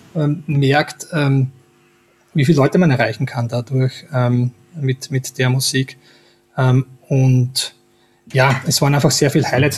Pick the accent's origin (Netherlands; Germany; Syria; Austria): Austria; Styria; wo ich her bin, in der Steiermark